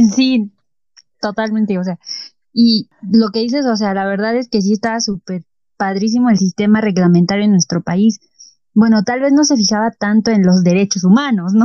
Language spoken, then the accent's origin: Spanish; Mexico; nos caracteriza como mexicanos